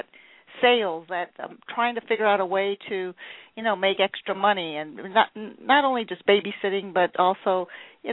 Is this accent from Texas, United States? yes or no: no; Fort Lauderdale, Florida, United States; I grew up in Fort Lauderdale